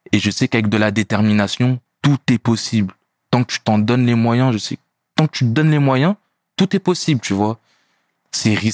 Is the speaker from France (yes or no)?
yes; France; Pourtant, je suis français, tu vois.